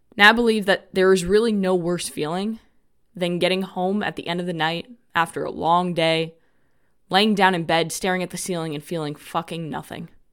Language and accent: English; New York City, New York, United States; moved away as an adult; also born or lived in North Carolina; now in Florida, United States; I grew up in New York, right outside New York City, in a town called Rockaway Beach in Queens. And I lived there until I was twenty-three years old.